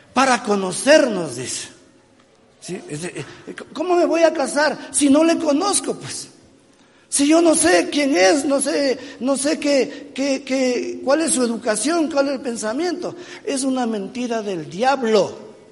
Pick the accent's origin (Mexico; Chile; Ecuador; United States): Ecuador; Yo soy ecuatoriano, yo soy latinoamericano